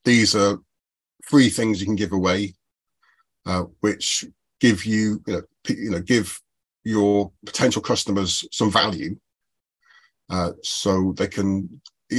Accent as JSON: {"language": "English", "country": "United Kingdom", "said": "I, being British"}